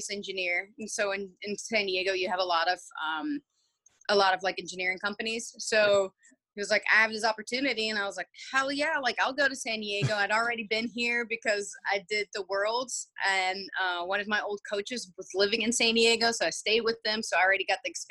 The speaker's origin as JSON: {"language": "English", "country": "Belgium", "tie": "born or raised there", "also_born_or_lived": "Georgia, United States", "moved": "as an adult", "lives_now": "United States", "said": "I actually was born and raised in Belgium."}